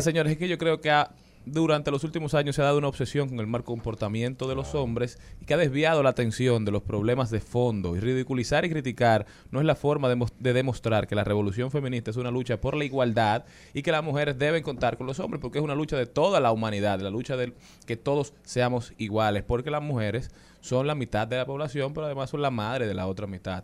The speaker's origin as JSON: {"language": "Spanish", "country": "Dominican Republic", "said": "nosotros podemos ser de cualquiera"}